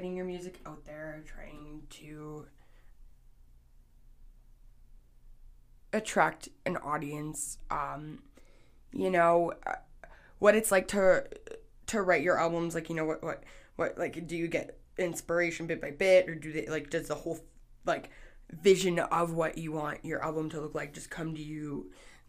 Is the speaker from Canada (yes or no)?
yes; Canada; I'm Canadian.